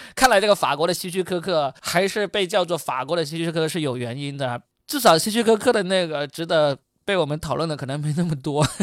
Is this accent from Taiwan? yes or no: no; China; 我们中国人还没走呢